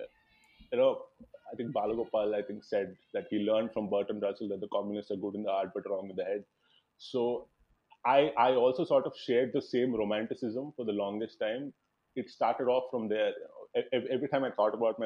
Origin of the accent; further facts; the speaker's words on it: Visakhapatnam, Andhra Pradesh, India; I come from Vizag. It's in the northern coast of Andhra.